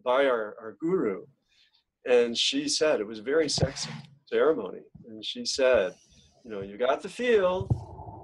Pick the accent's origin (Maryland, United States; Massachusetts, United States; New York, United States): New York, United States; Genesee River Valley, near Lake Ontario; my hometown